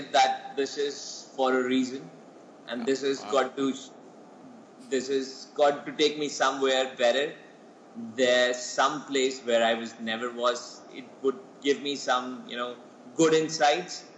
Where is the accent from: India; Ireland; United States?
India; Jammu and Kashmir; first language Poonchi; English is a second language; I basically come from Jammu and Kashmir